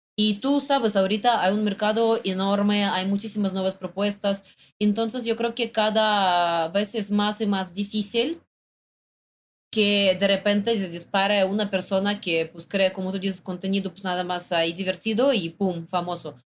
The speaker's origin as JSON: {"language": "Spanish", "country": "Russia", "second_language": "Spanish", "moved": "yes", "lives_now": "Mexico"}